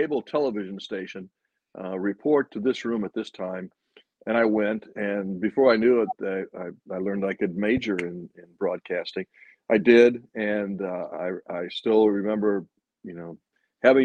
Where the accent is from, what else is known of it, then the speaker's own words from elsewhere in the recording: outside Chicago, Illinois, United States; moved away; also born or lived in Philadelphia; I grew up outside Chicago